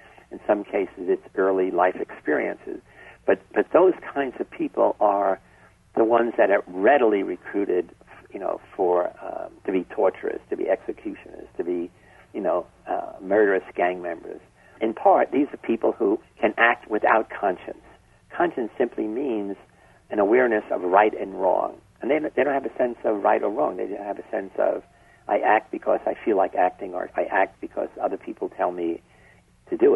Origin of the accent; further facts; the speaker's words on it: New York City, New York, United States; I grew up in the South Bronx